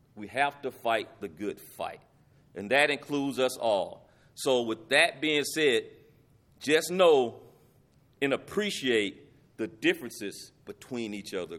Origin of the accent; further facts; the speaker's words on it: Lubbock, Texas, United States; When I was in third grade, I got what they call bust. And this was in the early eighties that, that this happened. It was a program that took pla, that took minority kids and placed them in a school that had more white kids to try to make the Lubbock I S D more diverse